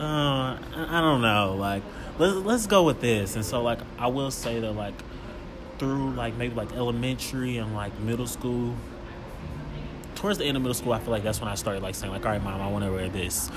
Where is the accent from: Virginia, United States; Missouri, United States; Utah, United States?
Missouri, United States; Kansas City; also born or lived in Los Angeles; growing up in Kansas City and just like going to school in Kansas City